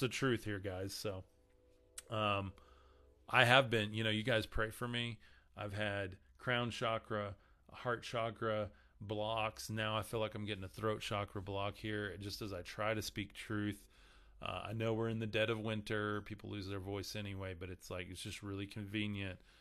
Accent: West Texas, United States; growing up in West Texas

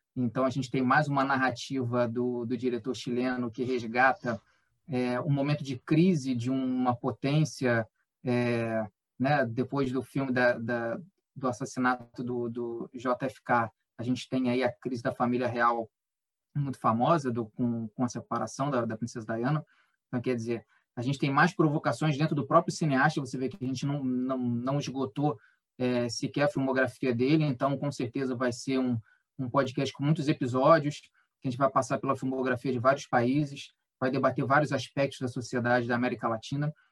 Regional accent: Brazil; sendo brasileiro

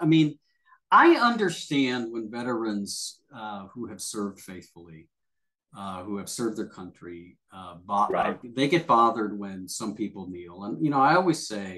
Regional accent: United States; you and I are Americans

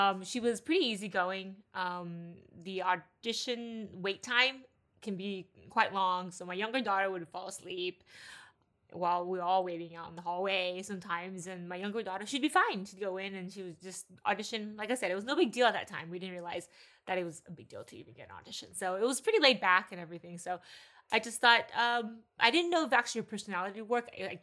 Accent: Texas, United States; moved away as an adult; now in California, United States; I was raised in Texas, thought I would be there for pretty much my whole life

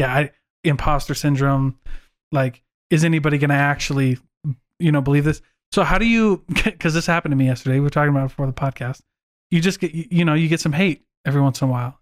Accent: Iowa, United States; moved away; I was raised in Iowa

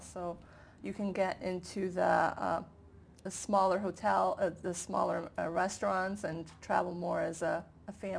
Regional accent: Calabria, Italy; from Calabria, I'm from southern Italy

